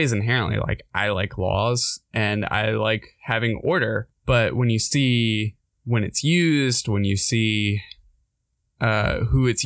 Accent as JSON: {"language": "English", "town": "Winston-Salem", "region": "North Carolina", "country": "United States", "tie": "born or raised there", "said": "my hometown in Winston"}